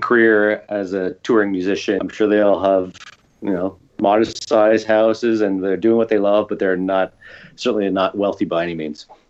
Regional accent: Canada; I'm biased as a Canadian

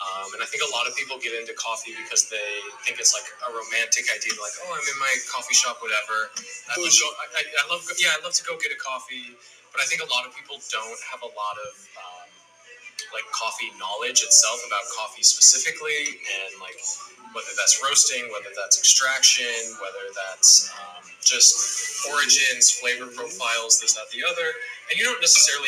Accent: Minnesota, United States; also born or lived in Tokyo, Japan; now in New York, United States; I'm from Minnesota

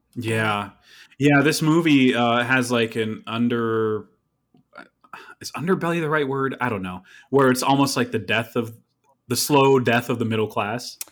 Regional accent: upstate New York, United States; I was born in upstate New York, where it's more tolerable

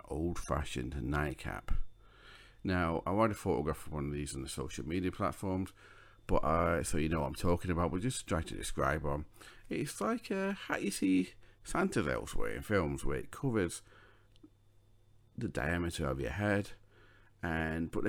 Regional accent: Sheffield, Yorkshire and the Humber, United Kingdom; I'm from Sheffield, and at one point in my past I have lived in the Pitsmore area, so I know the area quite well

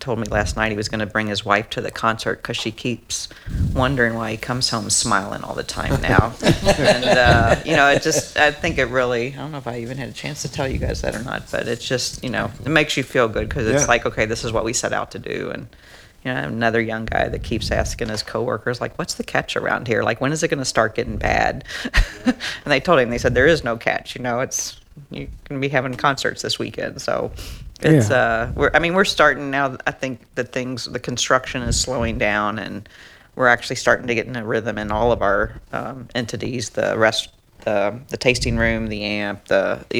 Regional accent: Louisville, Kentucky, United States; I grew up in Louisville.

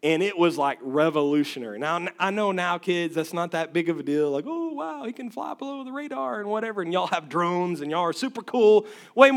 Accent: West Texas, United States; I come from West Texas where we have rattlesnakes

